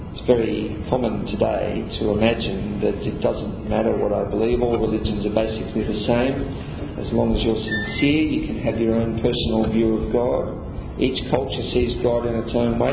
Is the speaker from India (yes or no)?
no; Australia; I grew up in Australia